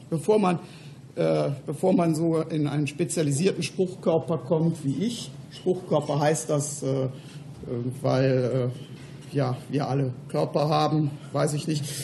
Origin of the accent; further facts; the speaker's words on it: Cologne, North Rhine-Westphalia, Germany; dass wir in Köln, wo ich herkomme, auch eine Regionalgruppe der GWUP haben.